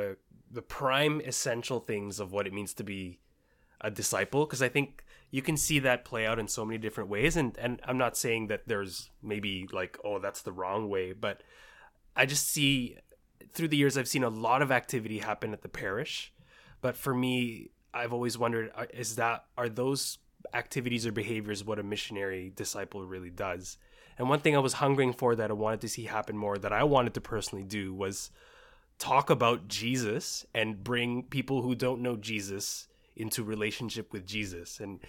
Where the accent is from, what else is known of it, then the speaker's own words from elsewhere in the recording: Richmond, British Columbia, Canada; also born or lived in Bahrain; I was born in the Middle East in Bahrain and then flew around, moved around, and then finally settled in Richmond in 1998.